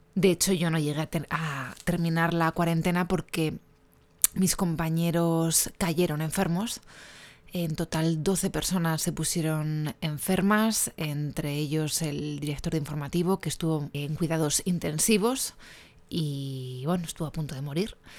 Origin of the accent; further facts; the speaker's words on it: Spain; soy una periodista española